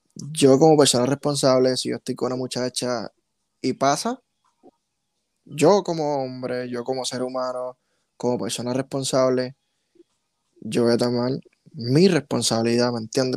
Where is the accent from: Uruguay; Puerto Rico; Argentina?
Puerto Rico; first language Spanish; nosotros mismos como puertorriqueños